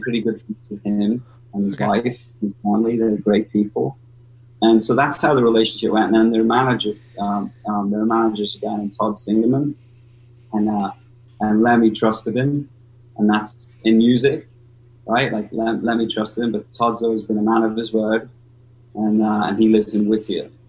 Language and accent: English; North West England, United Kingdom; I'm from way north, you know, northwest coast, and my accent's all gravelly